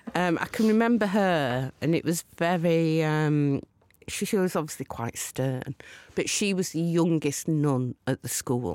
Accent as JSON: {"language": "English", "town": "Rawtenstall", "region": "North West England", "country": "United Kingdom", "tie": "born or raised there", "said": "So I grew up in a satanic mill town in Lancashire called Rottenstall. But I went to school in Burnley."}